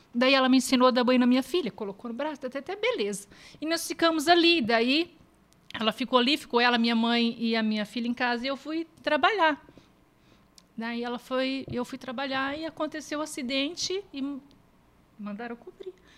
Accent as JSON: {"language": "Portuguese", "town": "Ubiratã", "region": "Paraná", "country": "Brazil", "said": "Eu sou de Ubiratã, uma cidadezinha perto daqui, 90 quilômetros daqui"}